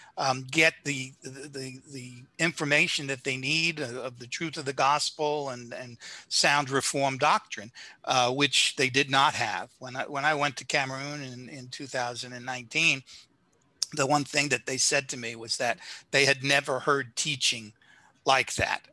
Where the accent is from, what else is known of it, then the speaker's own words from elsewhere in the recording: New York City, New York, United States; accent: South Brooklyn; moved away as an adult; also born or lived in Tampa, Florida / Clearwater, Florida; now in Florida, United States; my wife and I, both from the Brooklyn, New York area. I guess you can tell by my accent that I, am a Southerner, you know, South Brooklyn